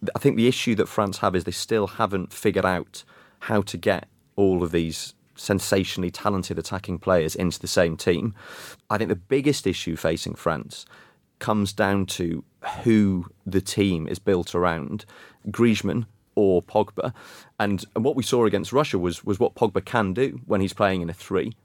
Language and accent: English; Wales, United Kingdom; as a Welshman